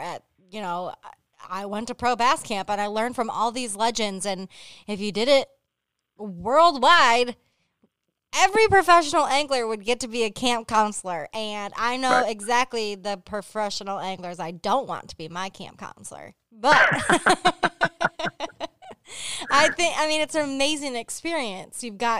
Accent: Hell, Michigan, United States; But, I grew up in Hell, Michigan, but I'm just saying.

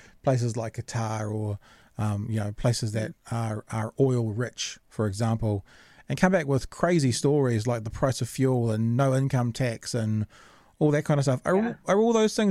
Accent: New Zealand; also born or lived in Auckland; now in Dunedin, New Zealand; I'm from New Zealand

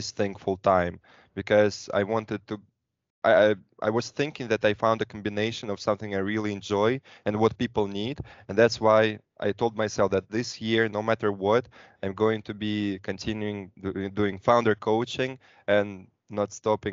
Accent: Moscow, Russia; I'm from Moscow, Russia, studied in a couple of countries

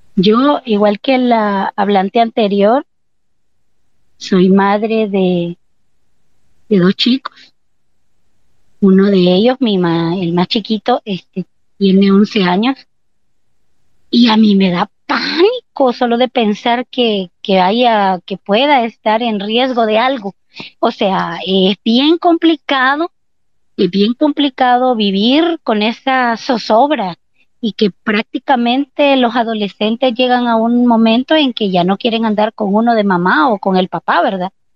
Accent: El Salvador; a nosotros como salvadoreños y salvadoreñas

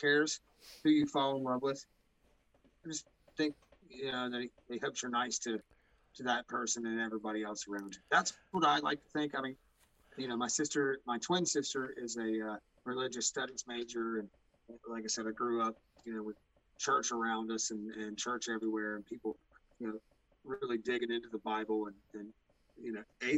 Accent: West Virginia, United States; I come from West Virginia, which is a very religious kind of state

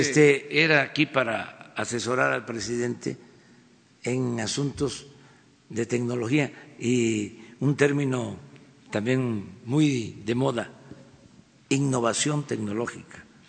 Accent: Mexico; como mexicano

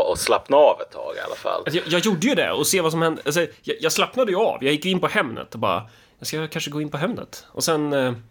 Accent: Sweden; Ja, Alltså det smutsigaste man, man som svensk kan, kan komma på är väl egentligen sån här typisk eh, sån här dansk

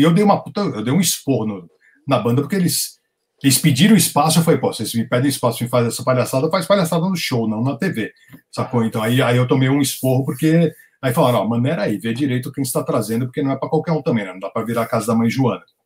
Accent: Brazil; eu sou brasileiro, eu sou colecionador

